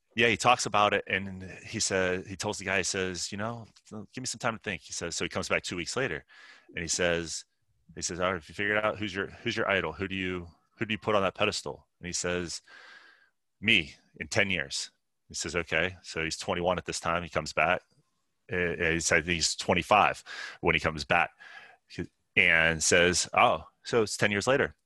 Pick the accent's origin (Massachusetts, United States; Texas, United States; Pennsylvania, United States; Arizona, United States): Pennsylvania, United States; Pittsburgh; I grew up in Pittsburgh, or just northeast of Pittsburgh, Pennsylvania